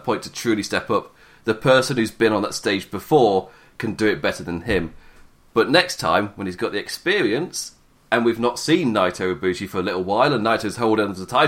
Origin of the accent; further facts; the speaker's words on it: England, United Kingdom; I'm English.